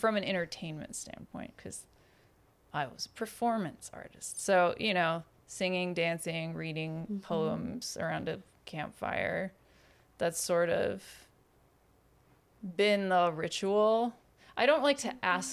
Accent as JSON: {"language": "English", "country": "United States", "said": "I'm an American. I celebrate American Halloween"}